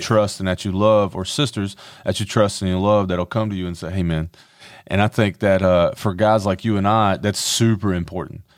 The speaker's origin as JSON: {"language": "English", "town": "Conway", "region": "South Carolina", "country": "United States", "tie": "born or raised there", "said": "I grew up in Horry County. I went to a lot of churches here"}